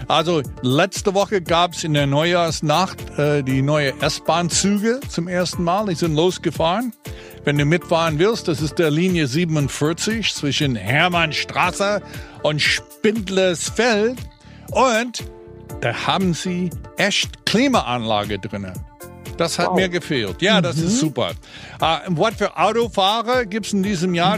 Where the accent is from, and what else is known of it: United States; German is a second language; now in Berlin, Germany